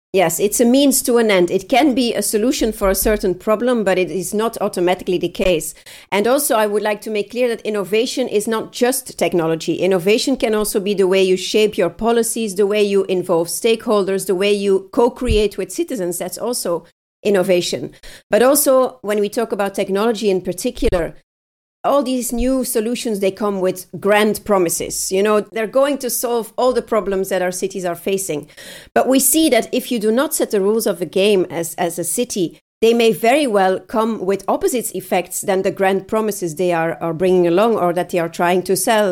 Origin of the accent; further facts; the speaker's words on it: Leuven, Flanders, Belgium; I'm at home in my hometown Leuven